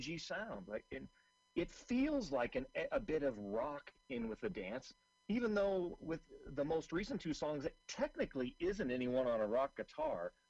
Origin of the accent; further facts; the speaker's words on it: Seattle, Washington, United States; I'm originally from Seattle